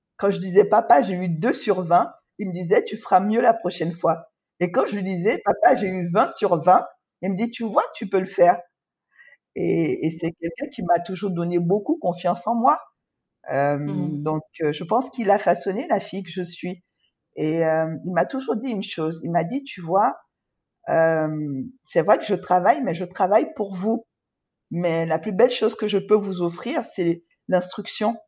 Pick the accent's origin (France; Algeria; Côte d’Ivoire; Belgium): Côte d’Ivoire; also born or lived in Cotonou, Benin; Je suis née en Côte d'Ivoire et j'ai grandi en Côte d'Ivoire